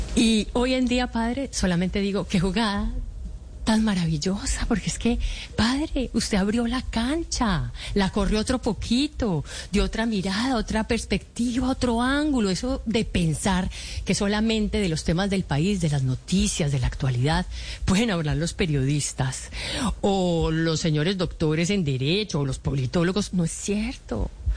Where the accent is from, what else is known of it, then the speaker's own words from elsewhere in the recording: Colombia; como cualquier colombiano